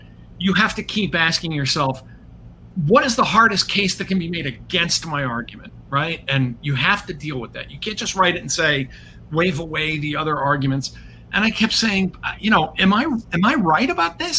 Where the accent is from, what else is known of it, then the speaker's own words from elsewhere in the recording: United States; as an American